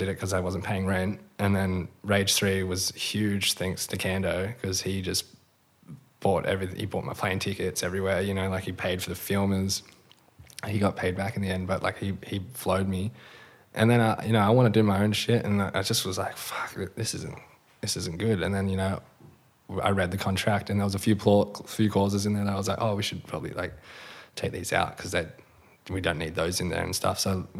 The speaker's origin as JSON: {"language": "English", "region": "Western Australia", "country": "Australia", "tie": "born or raised there", "said": "Yeah, for sure."}